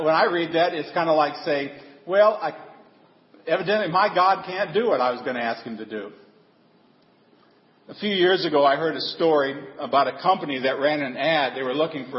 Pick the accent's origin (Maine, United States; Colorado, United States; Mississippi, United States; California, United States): Colorado, United States; also born or lived in Denver area; I grew up in, I was born in Colorado. And for a little while I lived near in the Denver area